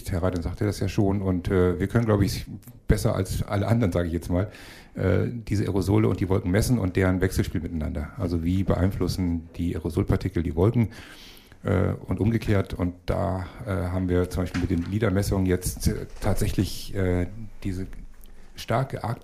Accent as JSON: {"language": "German", "town": "Cologne", "region": "North Rhine-Westphalia", "country": "Germany", "also_born_or_lived": "Kiel", "said": "Ich bin kein Kieler, ich bin Sie, Kölner."}